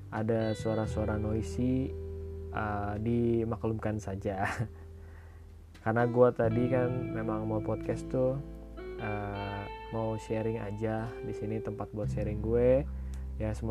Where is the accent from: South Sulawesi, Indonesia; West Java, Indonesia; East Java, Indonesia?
West Java, Indonesia; Bogor; gue asli dari Bogor jadinya pas ke Jakarta ya memang deket sih